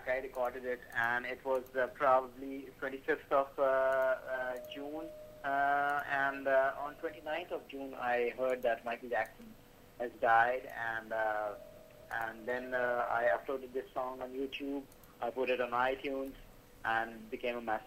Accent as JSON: {"language": "English", "town": "Karachi", "region": "Sindh", "country": "Pakistan", "said": "I'm from Karachi, Pakistan."}